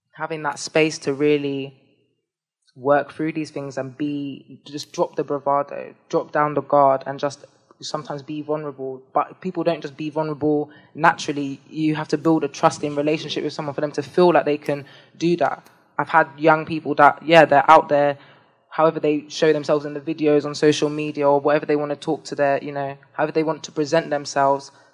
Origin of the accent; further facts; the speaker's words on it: London, United Kingdom; I was born in London. I associate, I identify with being from London